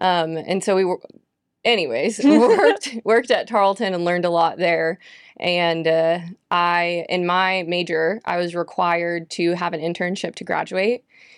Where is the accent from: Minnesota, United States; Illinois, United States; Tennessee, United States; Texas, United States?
Texas, United States; Cypress; I grew up in Houston and in the suburbs of Houston called Cypress, Texas. And so there wasn't a big 4-H group in Cypress because we were very suburban.